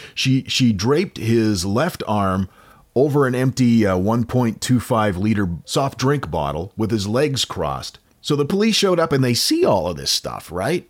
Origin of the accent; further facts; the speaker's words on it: United States; accent: American; my stupid American accent